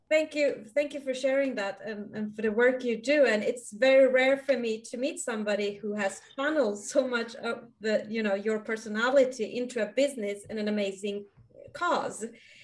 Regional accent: Sweden; being Iranian, growing up in Sweden

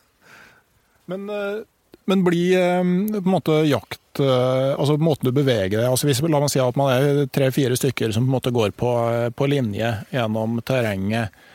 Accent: Gausdal, Innlandet, Norway; der jeg kommer fra, i Gausdal

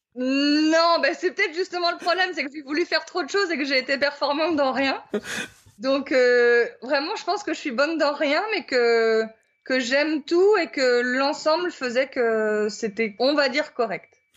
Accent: Brittany, France; moved away; je suis originaire de Bretagne

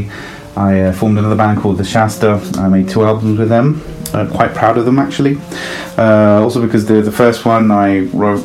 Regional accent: London, United Kingdom; also born or lived in Italy; I was born in Italy, but I grew up in north of London. That's the reason behind the accent.

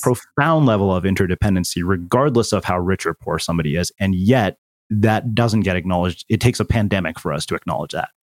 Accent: small Texas town, United States; moved away; as an Indian person, spent seven years living in a small Texas town

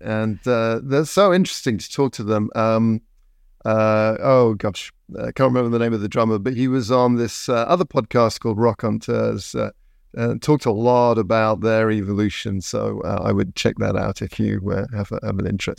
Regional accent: England, United Kingdom; moved away as an adult; now in United States; when I grew up, um, in the seventies in England

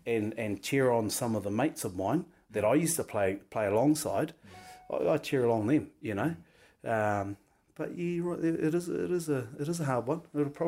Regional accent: Wairarapa, Wellington, New Zealand; moved away as an adult; I'm Kiwi, I'm from New Zealand, and I love my country

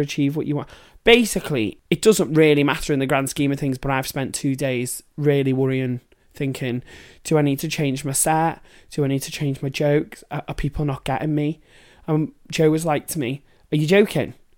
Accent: Liverpool, North West England, United Kingdom; I'm from Liverpool

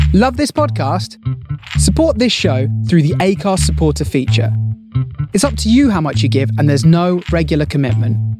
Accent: West Midlands, United Kingdom; moved away; I'm originally from the West Midlands, not far from your neck of the woods

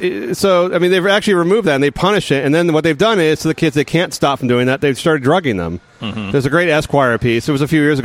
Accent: San Francisco Bay Area, California, United States; I grew up in the San Francisco Bay Area

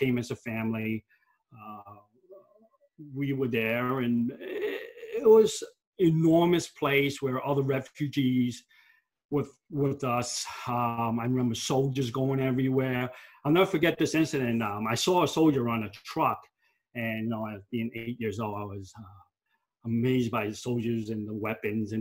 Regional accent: New York City, New York, United States; we grew up in Queens. We moved a lot. I lived in Elmhurst. I lived in Corona. I lived in Astoria

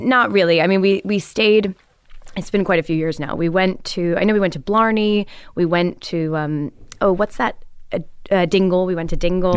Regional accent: Highland Park, Illinois, United States; moved away; I'm from Highland Park, Illinois, which is a suburb

